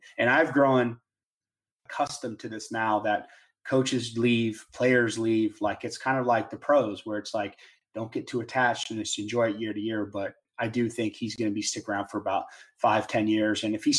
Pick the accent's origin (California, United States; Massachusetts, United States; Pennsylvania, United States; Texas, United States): Texas, United States; Dallas; just because I'm from Dallas.